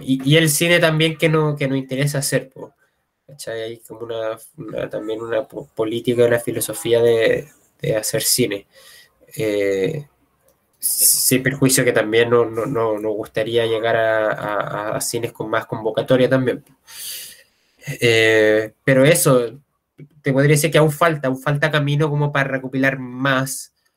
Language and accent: Spanish; Santiago, Santiago Metropolitan Region, Chile; yo soy de Santiago